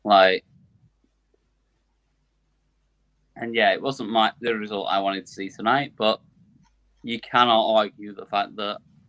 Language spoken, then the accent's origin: English; North East England, United Kingdom; like, I just say like at the end of everything because I'm a Geordie.